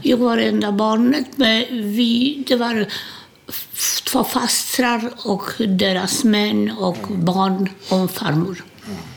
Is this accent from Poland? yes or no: yes; Łódź, Łódź Voivodeship, Poland; Swedish is a second language; moved away as an adult; now in Sweden; Jag är född i Polen, Ilotsk, Łódź heter den på polska.